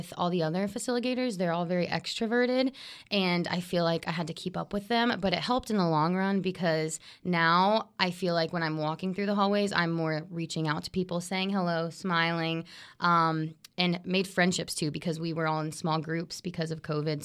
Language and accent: English; Ocala, Florida, United States; also born or lived in Gainesville, Florida; my hometown is Ocala, Florida